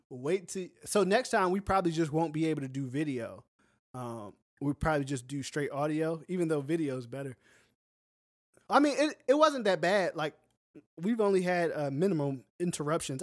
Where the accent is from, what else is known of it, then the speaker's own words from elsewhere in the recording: United States; moved away as an adult; also born or lived in the South; now in South Korea; I'm American